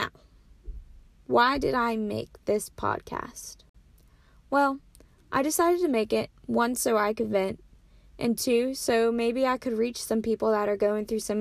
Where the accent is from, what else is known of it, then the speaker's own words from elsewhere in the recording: Williamsport, Maryland, United States; moved away as an adult; now in North Carolina, United States; My hometown is Williamsport, Maryland, but I currently go to school at Pfeiffer University, which is a small school